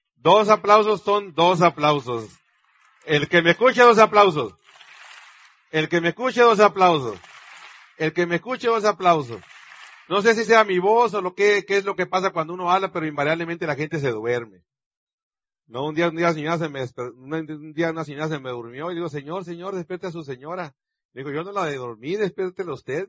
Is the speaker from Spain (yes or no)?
no; Sonora, Mexico; yo como sonorense mexicano